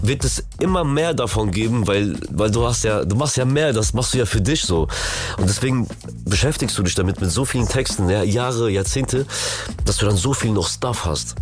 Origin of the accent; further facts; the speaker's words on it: Germany; German is a second language; wo ich aufgewachsen bin, vom Asylheim, sind wir geflüchtet nach äh, Deutschland damals und Digga, aufgewachsen mit dieser ganzen Musik, Berliner Mucke, Frankfurter Mucke und wo ich Deutsch gelernt habe